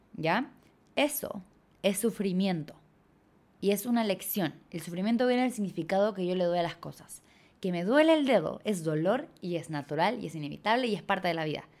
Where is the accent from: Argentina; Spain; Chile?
Chile; moved away as an adult; also born or lived in Bali; cuando me fui de Chile